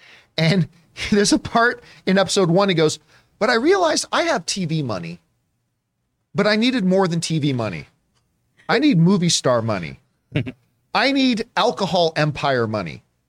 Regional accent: Canada; like, as a Canadian, I feel so damn proud of him.

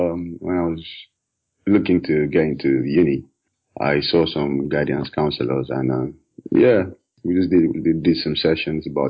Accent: Calabar, Cross River, Nigeria; now in United Kingdom; I grew up in Nigeria. Typical Nigerian. Primary school was in Calabar

